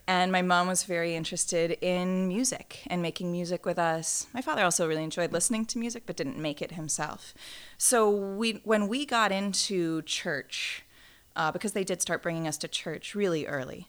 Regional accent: St. Louis, Missouri, United States; Saint Louis, Missouri

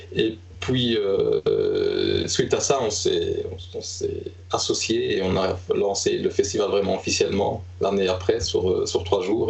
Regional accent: Liège, Wallonia, Belgium; moved away as an adult; now in Stockholm, Sweden; donc, je suis liégeois, euh, avant d'être devenu stockholmois.

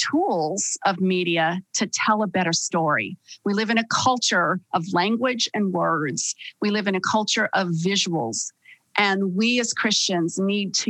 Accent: Las Vegas, Nevada, United States; now in California, United States; I was raised in Sin City, Las Vegas, Nevada

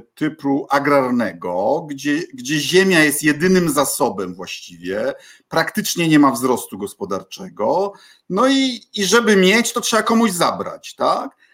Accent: Bydgoszcz, Kuyavian-Pomeranian Voivodeship, Poland; będąc licealistą u mnie w Bydgoszczy, uczęszczając do pierwszego LO

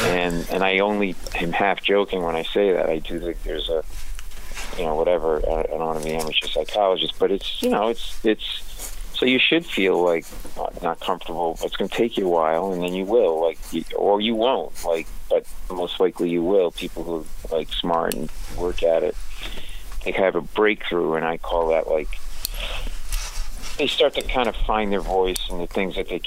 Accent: Rhode Island, United States; we're from Rhode Island, and we only pronounce, like, every fifth R

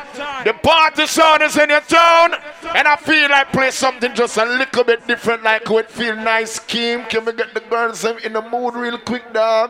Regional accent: West Palm Beach, Florida, United States; We are from West Palm Beach.

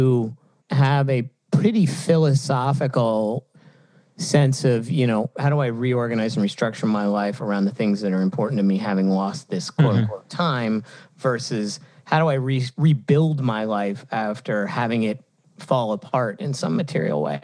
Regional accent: United States; as an American

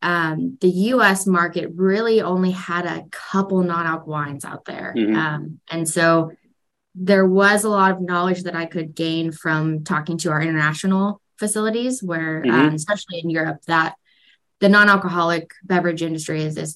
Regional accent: Sonoma County, California, United States; also born or lived in Ithaca, New York; born and raised in Sonoma County

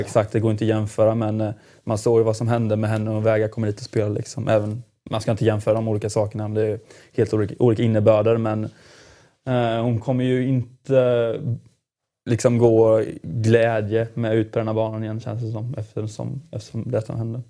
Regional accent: Jönköping, Jönköping County, Sweden; Jönköping där jag kommer ifrån

